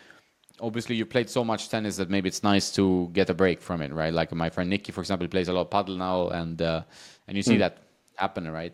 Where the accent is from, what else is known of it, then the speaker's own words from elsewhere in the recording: Sweden; also born or lived in Washington, D.C.; now in Marbella, Spain; I grew up indoors because in Sweden, the weather is against you, right?